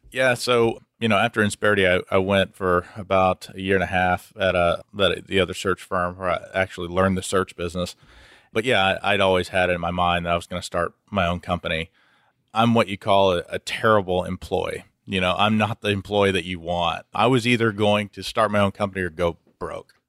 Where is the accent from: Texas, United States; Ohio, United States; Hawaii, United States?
Texas, United States; Houston; I'm from Houston originally and born and bred here.